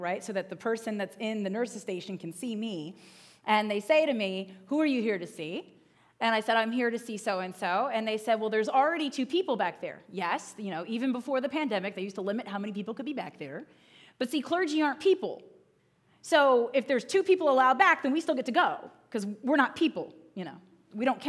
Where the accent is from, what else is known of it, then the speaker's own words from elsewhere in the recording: Northern Virginia, United States; when I was growing up in Northern Virginia